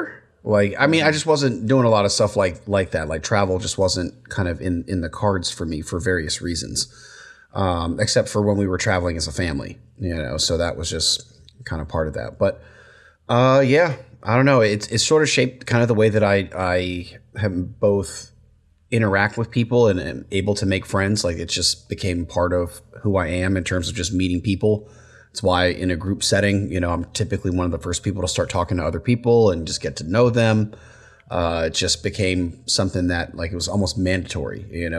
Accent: United States; born there; I was born in the States, but both my brother and sister were born in Germany, but you know, my dad was in the military.

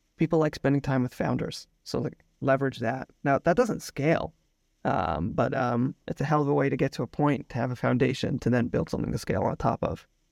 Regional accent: Potomac, Maryland, United States; moved away as an adult; also born or lived in New York; now in Tel Aviv, Israel; I grew up in Potomac, Maryland. I now live in Tel Aviv, Israel with my wife and two kids. We moved here five years ago

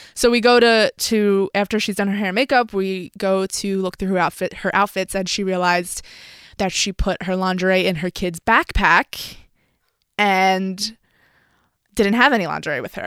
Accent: Philadelphia, Pennsylvania, United States; I'm from Philadelphia

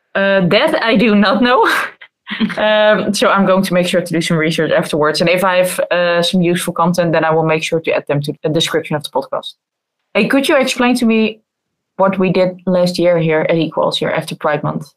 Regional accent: Netherlands; I think I'm definitely privileged to have been born and raised in the Netherlands

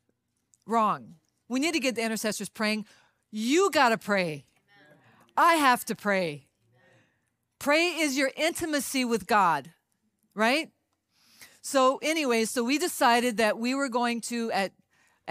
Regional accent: Louisiana, United States; I'm Cajun. I come from Louisiana

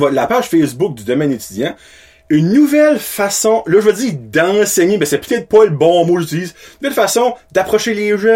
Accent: Beresford, New Brunswick, Canada; first language French; also born or lived in Moncton / Shippagan; Je viens de Beresford, justement.

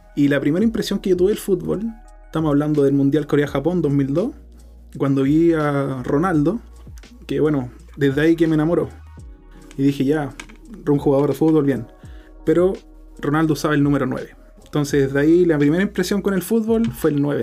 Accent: Chile; Nosotros somos chilenos de corazón

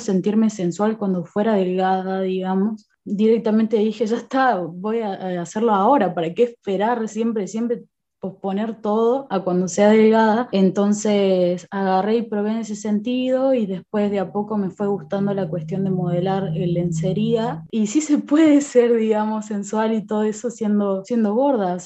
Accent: Córdoba, Argentina; also born or lived in Buenos Aires; nací en Buenos Aires y eh, me vine a Córdoba. Bueno, casi toda la vida viví acá

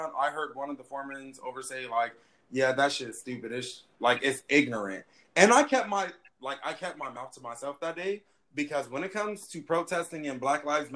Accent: Riverside, United States; I was born on 14th Street. I'm from Riverside

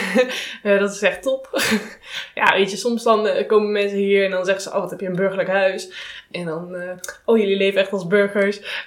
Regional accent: Netherlands; wij als Nederlanders

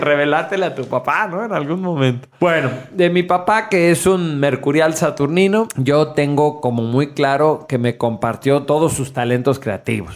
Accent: Mexico; en México, que somos una cultura judio-cristiana

